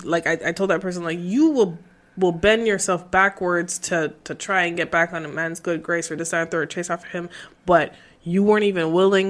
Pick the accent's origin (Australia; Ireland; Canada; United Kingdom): Canada; Laval, Quebec; I grew up in Laval and Chamonix